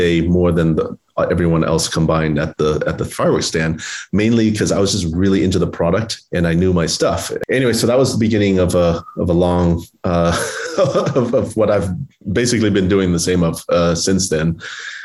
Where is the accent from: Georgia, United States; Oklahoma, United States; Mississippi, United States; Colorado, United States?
Oklahoma, United States; Oklahoma City; July 4th was my favorite holiday growing up in Oklahoma City